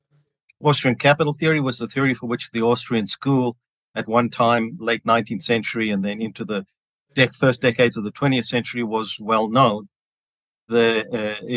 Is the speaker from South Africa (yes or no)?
yes; Johannesburg, Gauteng, South Africa; moved away as an adult; also born or lived in Chicago, United States; now in Dallas, United States; I was born and grew up in Johannesburg, South Africa, which explains my East Texas accent